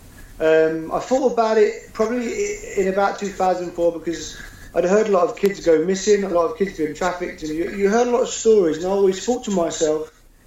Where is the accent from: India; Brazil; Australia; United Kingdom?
United Kingdom; London; moved away as an adult; now in Edinburgh, United Kingdom; I'm originally from London, and I moved up to Scotland about 8 years ago, and I've been here since